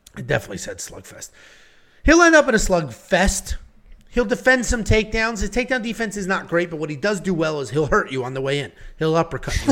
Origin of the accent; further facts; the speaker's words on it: Connecticut, United States; I'm from Connecticut